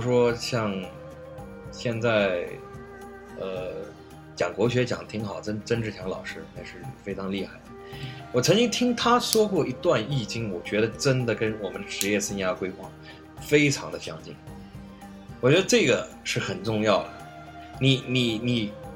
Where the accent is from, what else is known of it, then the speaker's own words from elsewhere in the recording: China; 我们中国人